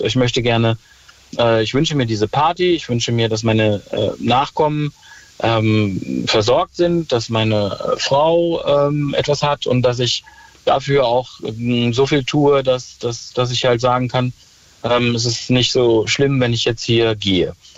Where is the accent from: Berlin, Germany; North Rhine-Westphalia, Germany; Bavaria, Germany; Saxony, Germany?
North Rhine-Westphalia, Germany; Ruhr area; ich komme aus dem Ruhrpott